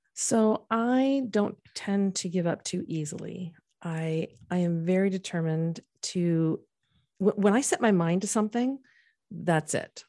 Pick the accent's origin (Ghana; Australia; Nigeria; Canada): Canada; moved away as an adult; now in United States; I went to school and was born and raised in Canada